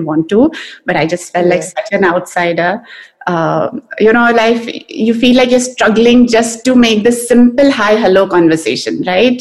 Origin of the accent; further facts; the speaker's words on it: India; now in United States; I feel like I'm more Indian now in America than I was over there.